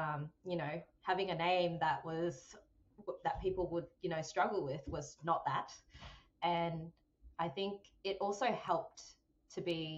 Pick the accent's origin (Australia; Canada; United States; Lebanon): Australia; So I think being Vietnamese Australian, my upbringing was very much influenced by Confucianism.